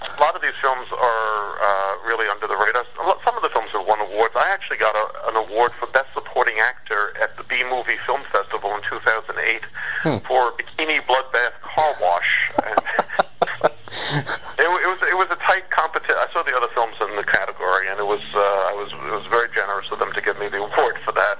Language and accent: English; New York City, New York, United States; I grew up in New York City